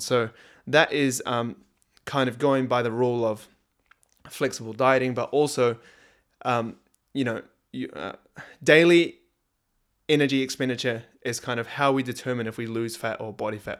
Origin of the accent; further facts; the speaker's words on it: New Zealand; now in Australia; over here in Australia and growing up in New Zealand, Christmas time is, like, summertime